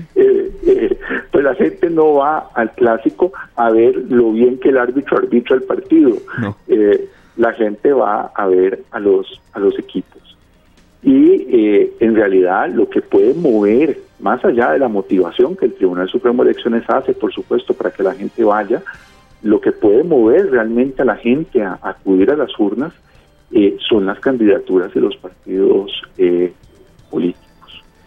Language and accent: Spanish; Costa Rica; Somos expertos los costarricenses en eso